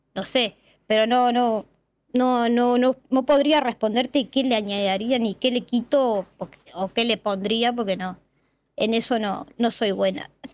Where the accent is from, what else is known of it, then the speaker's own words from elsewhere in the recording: Montevideo, Uruguay; soy de Uruguay, Montevideo, que es la capital. Este, y tal, soy de acá, nací acá en Montevideo y me crié acá, nunca salí a ningún lado.